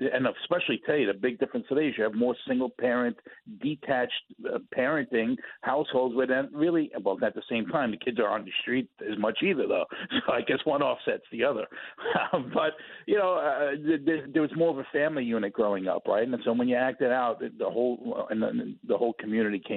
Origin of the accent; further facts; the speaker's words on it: New York City, New York, United States; as a kid growing up in Brooklyn, I would get whooped by strangers